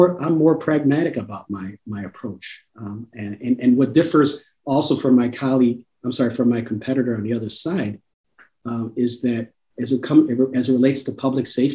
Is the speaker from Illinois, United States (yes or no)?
yes; Chicago, Illinois, United States; I grew up in Chicago Housing Authority. So I've seen my mom struggle as a single mom raising two boys in the city of Chicago